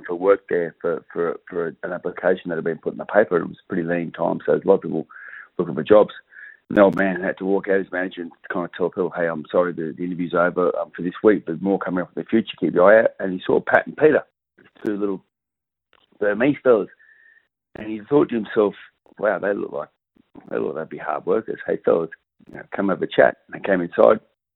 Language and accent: English; Perth, Western Australia, Australia; also born or lived in Adelaide; So I grew up in Perth, and we moved to Adelaide for 6 years because the old boy got transferred over there for work. We came back when I was about 8 years old and grew up in Doubleview